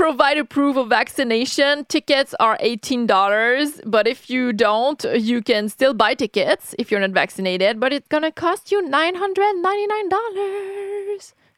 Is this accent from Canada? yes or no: yes; Canada; being a Canadian